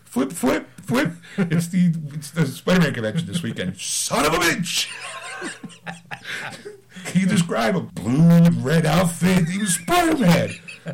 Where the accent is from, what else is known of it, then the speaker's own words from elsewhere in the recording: Philadelphia, Pennsylvania, United States; accent: Philadelphia; I took this online test, like, what accent you're from, and I actually wound up being, like, almost 99% from Philadelphia.